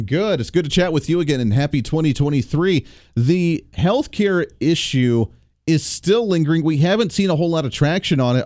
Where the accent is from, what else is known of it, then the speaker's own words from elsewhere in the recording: Kansas, United States; I come from Kansas